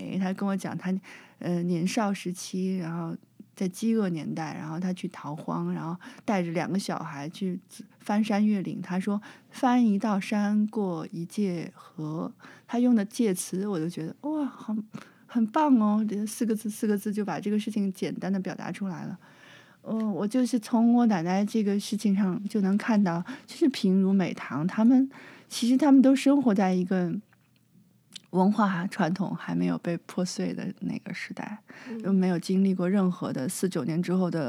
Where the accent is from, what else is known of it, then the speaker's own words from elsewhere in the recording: China; now in Taiwan; 我其实很小的时候，是十几岁的时候，我是在中国长大的嘛。